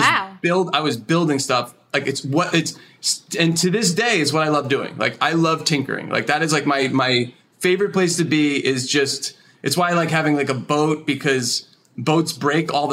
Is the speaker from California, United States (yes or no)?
no; New Jersey, United States; I grew up in like kind of horse country in New Jersey